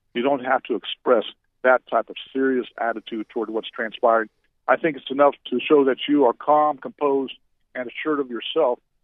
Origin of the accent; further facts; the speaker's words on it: Orlando, Florida, United States; also born or lived in Seminole County, Florida; I grew up in the Central Florida area in Orlando, but I've been in the Seminole County area